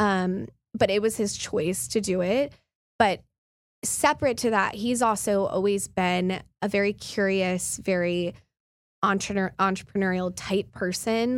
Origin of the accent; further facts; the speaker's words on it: Midland, Texas, United States; moved away as an adult; also born or lived in New York; I grew up in Midland, um, and then my family's ranch is in far West Texas